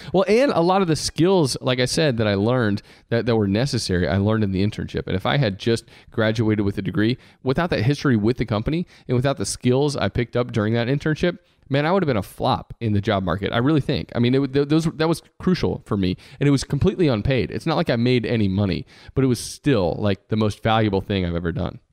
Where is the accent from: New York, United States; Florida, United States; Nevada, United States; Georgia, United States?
Georgia, United States; I decided on purpose to come back to my home state